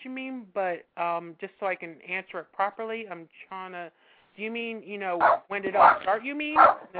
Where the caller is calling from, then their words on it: New Jersey, United States; New Jersey.